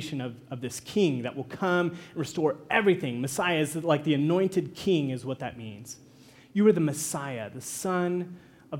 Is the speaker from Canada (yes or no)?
no; Kansas, United States; moved away as an adult; In Kansas, where I'm from, there's no mountains